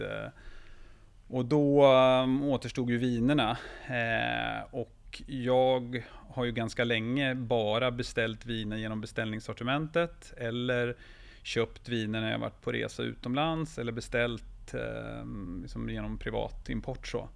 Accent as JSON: {"language": "Swedish", "region": "Jämtland", "country": "Sweden", "tie": "born or raised there", "said": "jag är uppvuxen i Jämtland"}